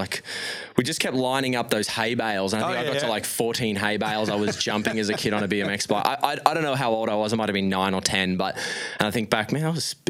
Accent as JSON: {"language": "English", "town": "Brisbane", "region": "Queensland", "country": "Australia", "tie": "born there", "said": "So my mum's side's Italy, from Italy, and my dad's side's from New Zealand. So, and then I was born in Brisbane."}